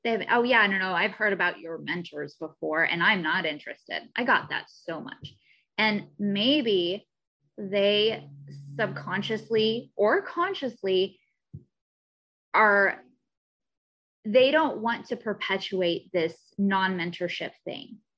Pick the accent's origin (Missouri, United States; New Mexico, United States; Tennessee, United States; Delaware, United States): Missouri, United States; now in Southern California, United States; I'm also from Missouri originally.